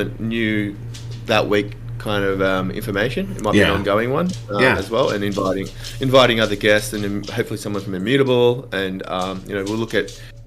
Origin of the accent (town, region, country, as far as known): Australia